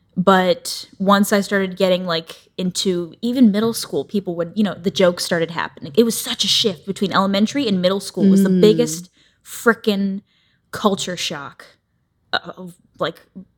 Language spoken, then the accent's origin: English; Tampa, Florida, United States; moved away as an adult; I grew up in Tampa, Florida. {S0} Okay. {S1} For like 20 years. And then I moved out here.